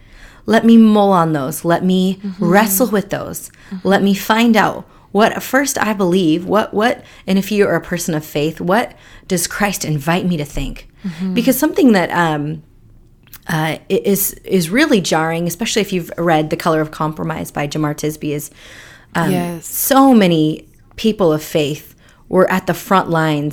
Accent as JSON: {"language": "English", "country": "India", "also_born_or_lived": "Seattle area, United States", "moved": "yes", "lives_now": "Seattle, United States", "said": "I am a Indian immigrant living in the Seattle area."}